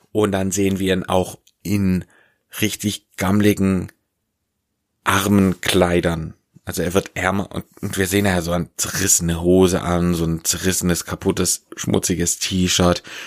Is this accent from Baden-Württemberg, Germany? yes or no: yes; Swabia, Baden-Württemberg, Germany; ich komme aus dem Schwabeländle